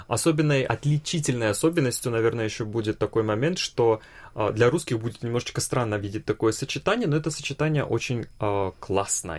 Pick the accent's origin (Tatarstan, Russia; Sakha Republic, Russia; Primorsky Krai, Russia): Primorsky Krai, Russia; Vladivostok; Я родился и вырос во Владивостоке